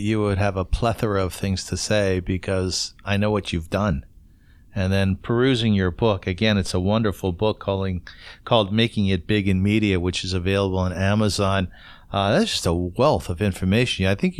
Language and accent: English; Kitchener, Ontario, Canada; I'm from Kitchener